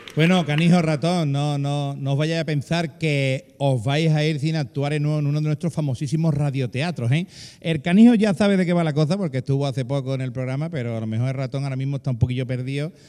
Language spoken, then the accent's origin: Spanish; Andalusia, Spain; los que mejor hablamos del globo terráqueo somos los andaluces